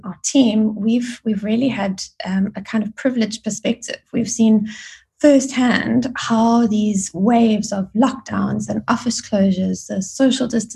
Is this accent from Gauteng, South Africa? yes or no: yes; Johannesburg, Gauteng, South Africa; moved away as an adult; also born or lived in Grahamstown, South Africa / United Kingdom; now in Cape Town, South Africa; I was born and schooled in Joburg.